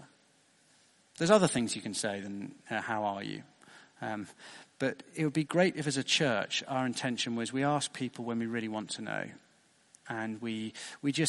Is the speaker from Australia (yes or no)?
no; United Kingdom; being British